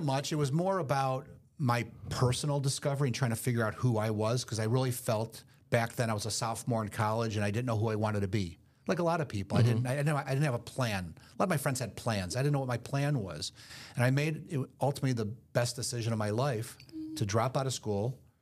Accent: Detroit, Michigan, United States; moved away; I'm originally from Detroit

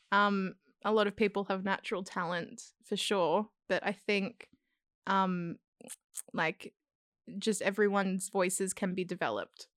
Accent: South Coast, New South Wales, Australia; now in Sydney, Australia; I'm from the South Coast originally.

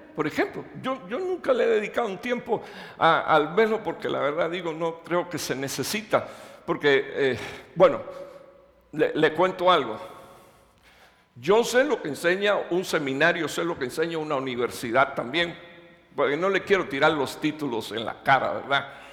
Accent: Cuba; moved away as an adult; now in Dallas, United States; yo soy de la primera iglesia Metecostal de Cuba, ahí fue donde yo nací, me crié.

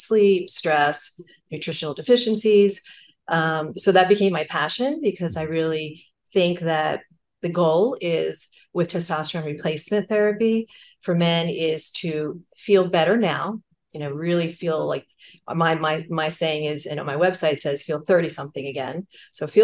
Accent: New Jersey, United States; I'm from New Jersey and it's mm-hmm. the Garden State

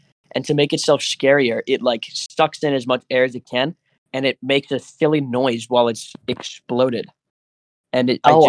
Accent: United States; I'm an American!

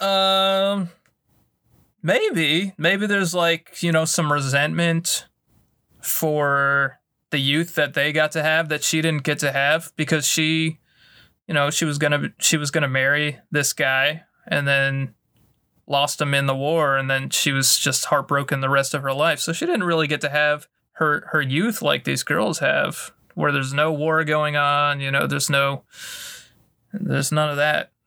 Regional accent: the American South, United States; we grew up in the American South

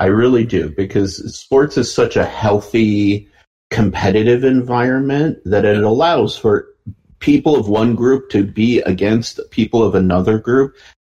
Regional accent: Detroit, Michigan, United States; also born or lived in Canada; I'm Middle Eastern, but I grew up in America and in Detroit

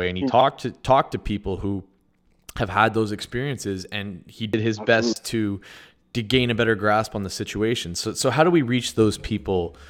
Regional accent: Sudbury, Ontario, Canada; growing up in Sudbury

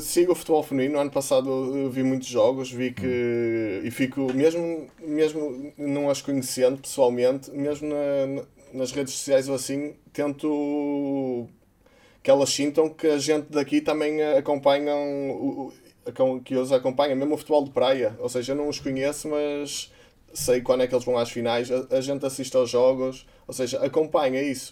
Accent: Porto, Norte, Portugal; moved away as an adult; also born or lived in Gondomar; now in Braga, Portugal; eu sou do Porto desde que nasci

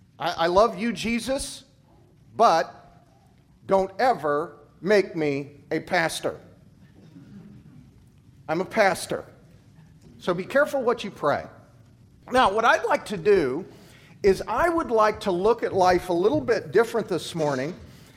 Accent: Kansas, United States; also born or lived in Tuscaloosa, Alabama; now in Nebraska, United States; I came from Alabama. Now, I grew up in Kansas, but I've worked the past 10 years in Alabama. And the town I was in was Tuscaloosa, where the University of Alabama is.

